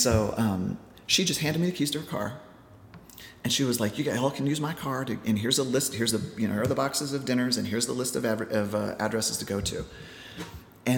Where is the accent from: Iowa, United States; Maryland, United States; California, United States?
Iowa, United States; moved away as an adult; now in New York, United States; my hometown in Iowa